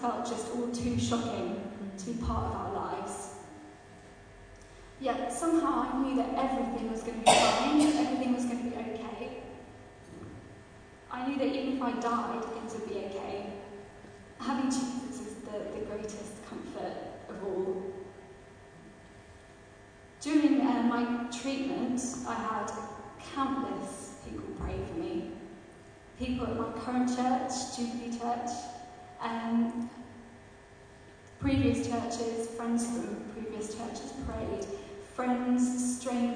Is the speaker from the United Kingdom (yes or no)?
yes; Kent, South East England, United Kingdom; now in Leamington Spa, United Kingdom; I live in Leamington Spa, but I'm originally from Kent.